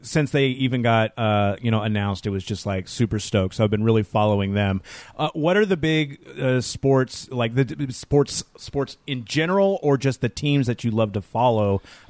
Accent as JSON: {"language": "English", "town": "Tacoma", "region": "Washington", "country": "United States", "tie": "born or raised there", "said": "I grew up here during, you know, the 80s and the 90s and the 2000s"}